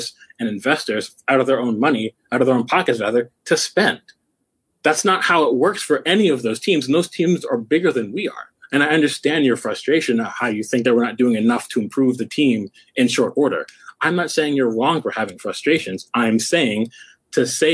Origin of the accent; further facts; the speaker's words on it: United States; I'm an American.